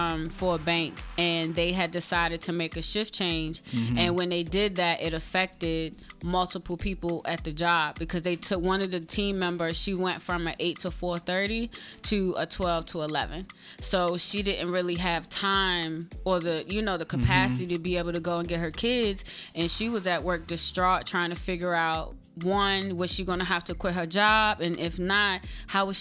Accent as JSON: {"language": "English", "region": "Maryland", "country": "United States", "tie": "born or raised there", "lives_now": "Baltimore, United States", "said": "I'm from Maryland. Mm. I grew up in Prince George's County and Anne Arundel County, and now I live in Baltimore"}